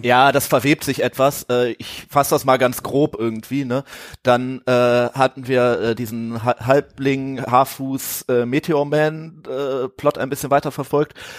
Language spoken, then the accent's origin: German; Ratingen, North Rhine-Westphalia, Germany; das kommt aus dem Talschlösschen in Rating. Das ist äh, so eine kleine Kneipe neben der Schule, wo ich irgendwie zur Schule gegangen bin